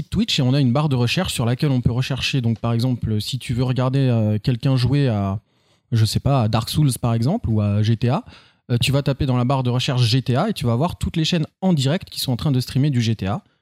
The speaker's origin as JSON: {"language": "French", "town": "Orléans", "region": "Centre-Val de Loire", "country": "France", "tie": "born or raised there", "said": "je suis né à Orléans le 13."}